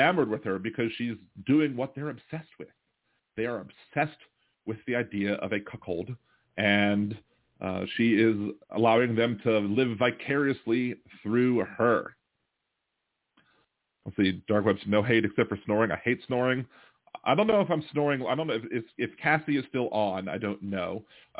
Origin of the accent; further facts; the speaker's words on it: Baltimore, Maryland, United States; now in New Orleans, United States; I was raised in Baltimore, so I'm still a Baltimore Orioles fan.